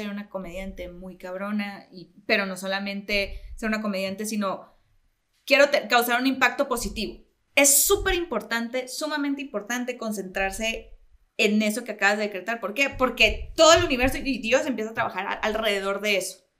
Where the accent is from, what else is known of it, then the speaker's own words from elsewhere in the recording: Mexico; siendo como buenos latinoamericanos y mexicanos, somos muy religiosos y muy espirituales.